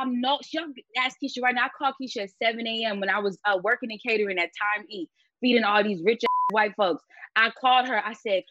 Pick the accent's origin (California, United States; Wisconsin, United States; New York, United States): California, United States; Los Angeles; I'm born and raised in South Central.